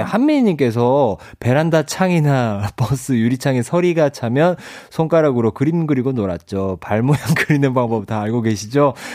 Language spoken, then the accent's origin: Korean; Ulsan, South Korea; 제 고향이 울산이잖아요.